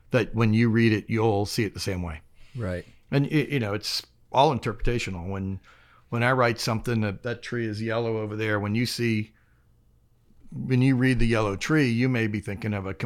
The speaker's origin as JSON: {"language": "English", "town": "Mérida", "region": "Yucatán", "country": "Mexico", "tie": "born there", "said": "I was born in Mexico, um, in the city of Mérida, um, inside the American consulate, because my dad wanted me to be on American soil"}